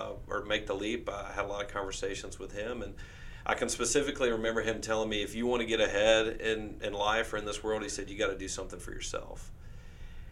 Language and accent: English; Winfield, Louisiana, United States; now in Shreveport, United States; I'm originally from Winfield, Central Louisiana. My family's been there